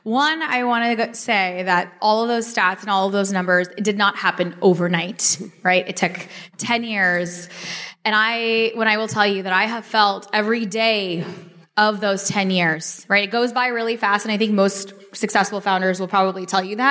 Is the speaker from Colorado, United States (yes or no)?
no; Dallas, Texas, United States; also born or lived in Chicago; I was born in Chicago. I grew up in Dallas.